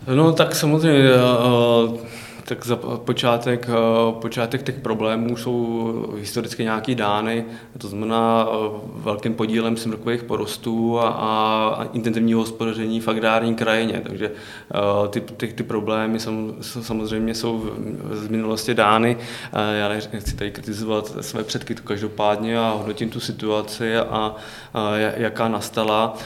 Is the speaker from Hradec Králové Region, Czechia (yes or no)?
no; Pardubice Region, Czechia; já jsem z Pardubického no, kraje